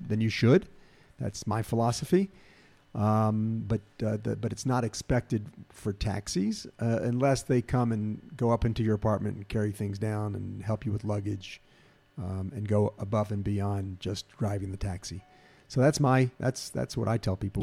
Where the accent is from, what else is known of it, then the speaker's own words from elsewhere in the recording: Memphis, Tennessee, United States; moved away as an adult; now in Israel; I'm from Memphis, and Memphis, we have the Mississippi River